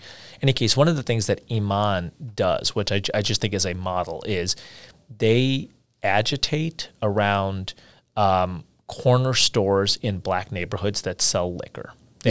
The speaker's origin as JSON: {"language": "English", "country": "India", "said": "you know, I'm from India, and I've spent months there over the course of my life"}